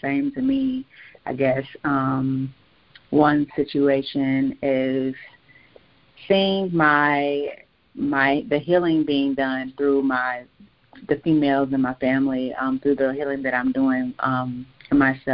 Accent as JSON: {"language": "English", "town": "Gary", "region": "Indiana", "country": "United States", "tie": "born or raised there", "said": "I grew up in Gary, Indiana"}